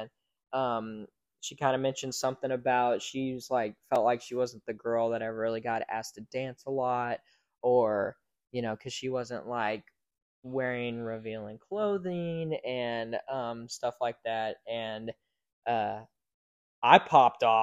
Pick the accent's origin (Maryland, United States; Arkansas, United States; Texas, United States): Texas, United States; Hico; moved away as an adult; now in McKinney, United States; where my parents live and where I grew up in Hico